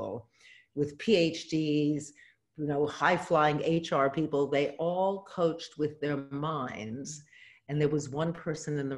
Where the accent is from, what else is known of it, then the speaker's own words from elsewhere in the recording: New York City, New York, United States; moved away as an adult; I was born in New York City. I'm the first person on either bloodline to have been born in the United States.